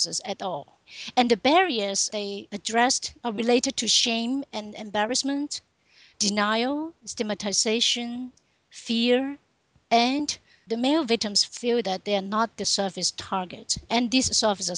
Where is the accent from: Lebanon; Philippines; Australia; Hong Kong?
Hong Kong; moved away as an adult; also born or lived in Texas; Originally, I come from Hong Kong.